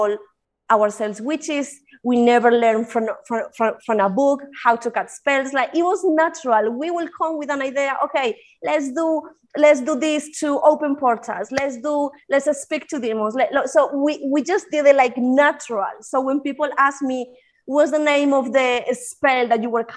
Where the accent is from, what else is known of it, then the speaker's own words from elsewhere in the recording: Spain; English is a second language; moved away as an adult; also born or lived in United Kingdom; now in Colombia; I was born in Colombia. I moved to Spain when I was probably like 5 or 6 years old, and then I was raised in Spain, and I was moved to the UK when my dad died. I was 19.